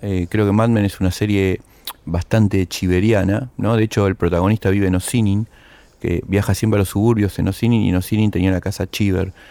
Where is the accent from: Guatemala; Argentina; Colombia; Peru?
Argentina; en nuestro país